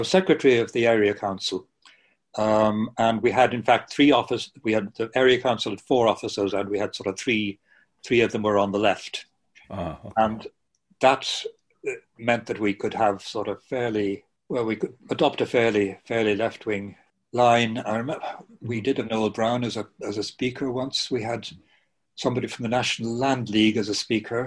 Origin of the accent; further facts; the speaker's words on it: Bray, County Wicklow, Ireland; also born or lived in Belfast; I was brought up in Bray.